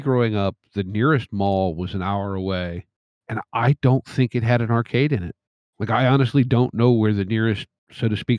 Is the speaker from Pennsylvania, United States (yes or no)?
yes; North Central Pennsylvania, United States; I grew up in very rural area of North Central Pennsylvania.